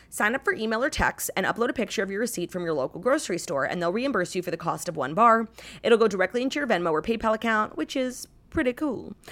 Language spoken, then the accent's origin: English; New York City, New York, United States; new places in my hometown.